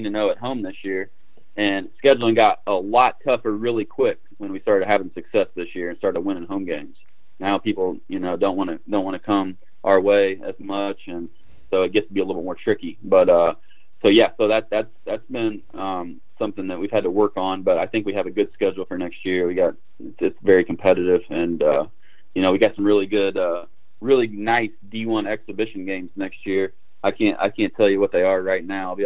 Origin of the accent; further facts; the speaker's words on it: Indiana, United States; moved away as an adult; growing up in Indiana, being away for 20 years, being back now